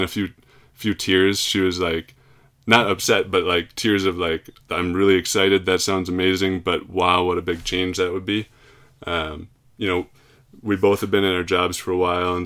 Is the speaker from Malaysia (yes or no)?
no; Plymouth, Minnesota, United States; moved away; I'm from Plymouth, Minnesota